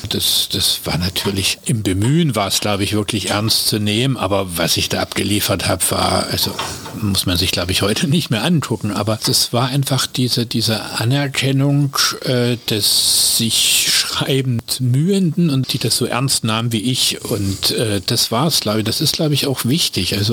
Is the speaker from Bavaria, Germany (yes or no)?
no; Dresden, Saxony, Germany; Ich bin in Dresden geboren und äh, da eben auch zur Schule gegangen.